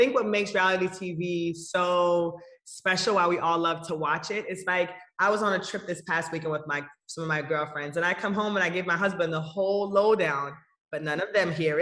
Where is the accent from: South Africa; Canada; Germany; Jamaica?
Jamaica; Kingston; now in Atlanta, United States; we went to Kingston, and so I'm from Kingston